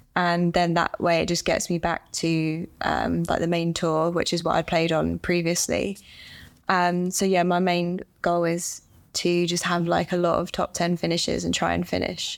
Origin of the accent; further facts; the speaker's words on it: England, United Kingdom; I'm from England and I'm a professional golfer.